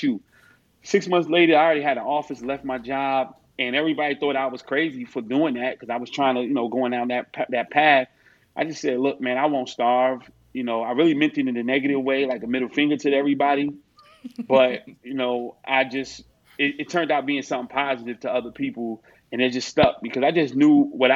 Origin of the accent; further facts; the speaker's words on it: North New Jersey, United States; growing up in North New Jersey, grew up in a family full of, you know, junkies